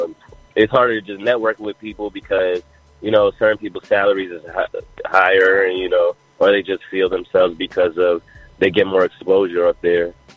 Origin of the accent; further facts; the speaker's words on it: New York City, New York, United States; now in Atlanta, United States; I'm originally from Jamaica, Queens. I've been I'm an Atlanta resident